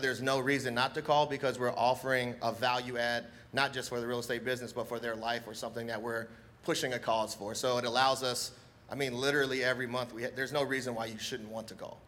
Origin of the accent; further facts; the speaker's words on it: Hawaii, United States; now in Virginia Beach, United States; I'm Hawaiian